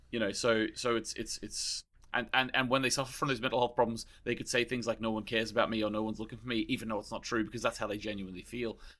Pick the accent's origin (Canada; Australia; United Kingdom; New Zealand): Australia; now in Ireland; I'm from Australia, so I went to a lot of beaches